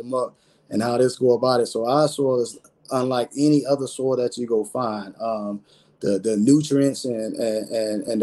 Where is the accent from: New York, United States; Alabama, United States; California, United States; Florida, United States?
Florida, United States; Belle Glade; moved away; I'm from Belgrade in Harlem, is where I grew up at and where I was born and raised